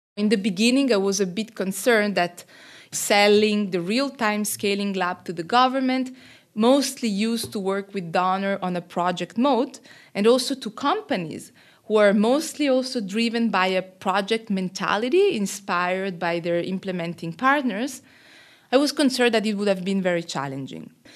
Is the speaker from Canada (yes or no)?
no; Switzerland; moved away as an adult; now in Côte d'Ivoire; I am originally from Switzerland, but working and living in Côte d'Ivoire now for the last twelve years